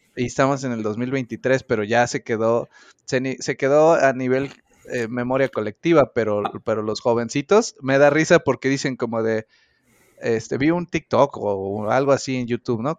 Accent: Mexico; como buena persona responsable mexicana que soy

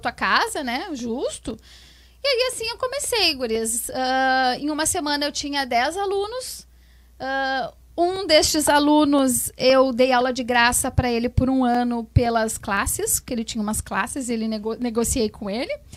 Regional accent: Alvorada, Rio Grande do Sul, Brazil; also born or lived in Porto Alegre; eu nasci em Porto Alegre, nasci né? Em Porto Alegre. Mas uh, moro na Alvorada, acho que com uns 3, 4 anos eu vim morar pra cá.

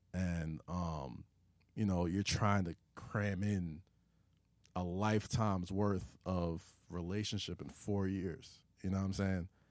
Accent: New York City, New York, United States; I was growing up in Staten Island

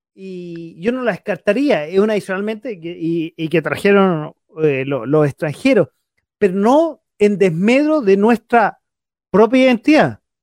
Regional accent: Santiago, Santiago Metropolitan Region, Chile; en Santiago, yo que soy capitalino

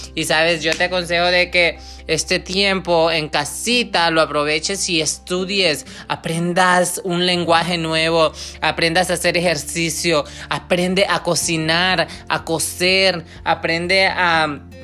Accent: Honduras; now in Michigan, United States; viene de un pueblo muy chico en Honduras, yo soy catracha

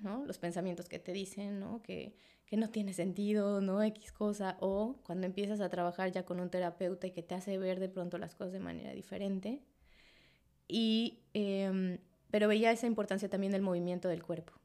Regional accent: Mexico City, Mexico; moved away as an adult; now in Cancún, Mexico; yo nací en Ciudad de México, y llegué a Cancún hace, ya voy a cumplir cuatro años que llegué a Cancún

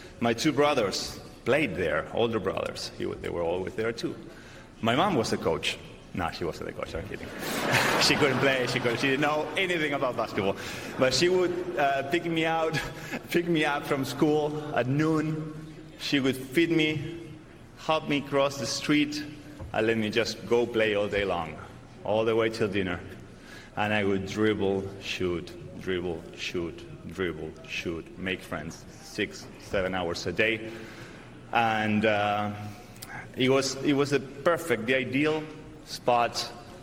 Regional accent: Argentina; moved away; back in my hometown with Estudiantes, and, you know, playing in front of my family and friends at the highest stage in my Argentinian basketball

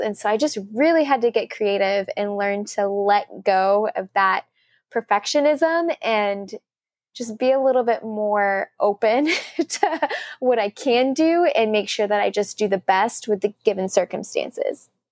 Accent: Sugar Land, Texas, United States; moved away as an adult; also born or lived in Korea; now in New York, United States; my hometown, which when I tell people I'm from Sugarland

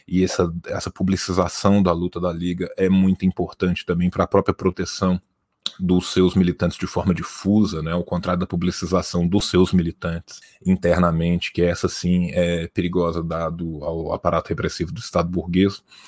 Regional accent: Belo Horizonte, Minas Gerais, Brazil; Eu sou mineiro, eu sou de Belo Horizonte

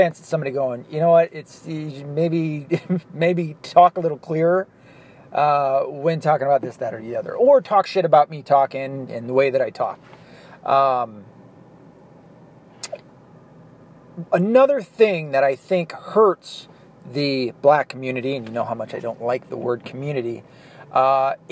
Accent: the South, United States; accent: Southern; I'm from the South, and we have a Southern accent down there.

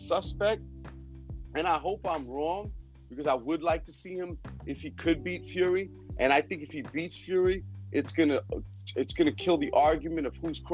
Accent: United States; I am an American

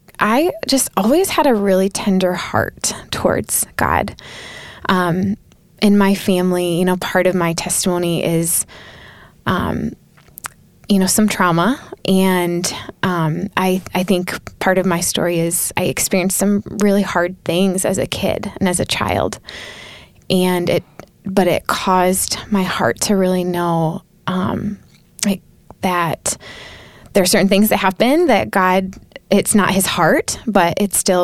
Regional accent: Southwest Michigan, United States; I'm from Southwest Michigan originally

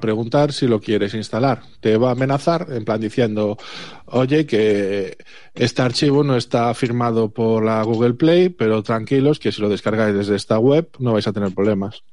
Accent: Galicia, Spain; el resto somos de Galicia

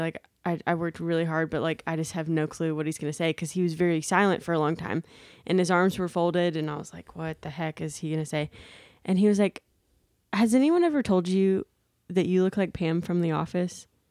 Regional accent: Daphne, Alabama, United States; We were also in my hometown

